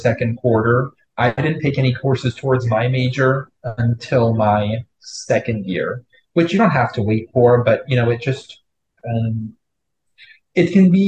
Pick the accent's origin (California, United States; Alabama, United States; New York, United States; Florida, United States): Florida, United States; moved away as an adult; I'm from Florida